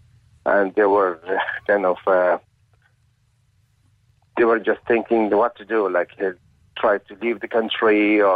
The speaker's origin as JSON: {"language": "English", "region": "Kabul", "country": "Afghanistan", "tie": "born or raised there", "moved": "yes", "lives_now": "Cork, Ireland", "said": "I was born in Kabul, and I've been in touch with my family every day"}